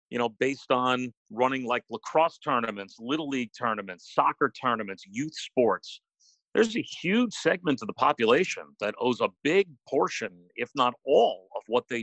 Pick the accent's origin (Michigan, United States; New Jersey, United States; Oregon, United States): New Jersey, United States; You know, it was kind of standard middle class living in the suburbs of New York City. Growing up, I'm the oldest of four kids